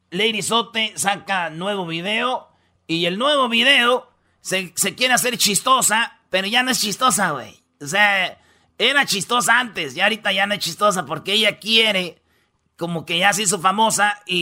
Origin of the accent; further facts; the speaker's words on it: Michoacán, Mexico; also born or lived in Mexico City; mamá es de Michoacán, todos mis hermanos. Nomás vino un día aquí al DF y pues me tuvo, pero yo pues me siento michoacano y soy michoacano.